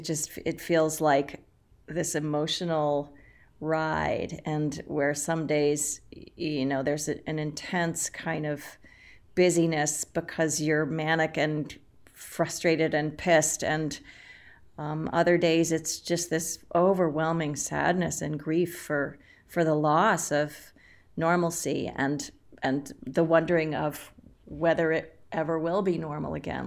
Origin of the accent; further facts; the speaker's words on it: Boston, Massachusetts, United States; also born or lived in Los Angeles / New York; now in Minneapolis, United States; I'm from Boston. I'm a Boston girl, but I've lived in Los Angeles, and then I was in New York for about 15 years